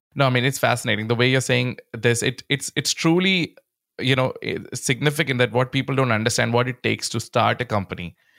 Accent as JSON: {"language": "English", "country": "India", "tie": "born or raised there", "said": "growing up in India"}